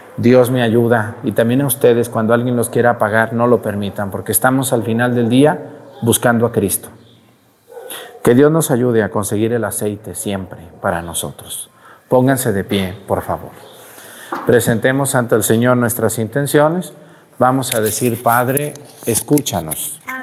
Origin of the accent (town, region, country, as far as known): Mexico